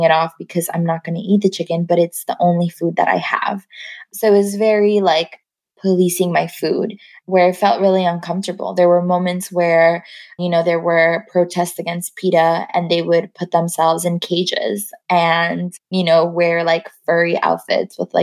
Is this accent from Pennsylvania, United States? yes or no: no; New York City, New York, United States; moved away as an adult; now in Los Angeles, United States; growing up in Queens, I grew up mostly closer to the airport